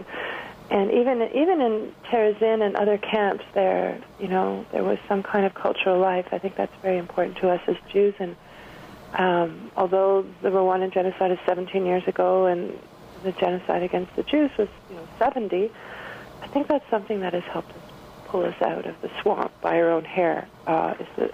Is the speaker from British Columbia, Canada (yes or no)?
no; Montreal, Quebec, Canada; growing up in Montreal with a Belgian mom and a French-Canadian